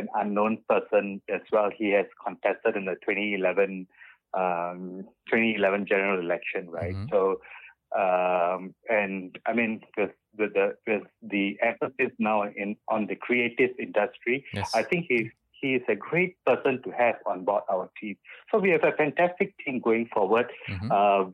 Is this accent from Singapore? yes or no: yes; Singapore; also born or lived in Bukit Batok; In my younger days, I grew up, when I was in secondary school, I grew up in Clementi Avenue 2